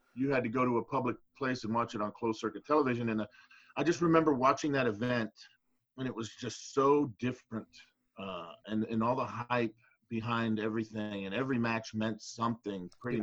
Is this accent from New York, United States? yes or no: no; Miami, Florida, United States; also born or lived in California; I grew up in Miami, Florida. Uh, I was a transplant from California. I was born there, but uh, we moved to Florida early on. I was about four